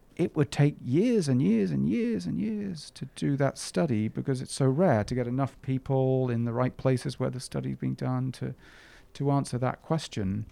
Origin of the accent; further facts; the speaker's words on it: England, United Kingdom; moved away; I grew up in England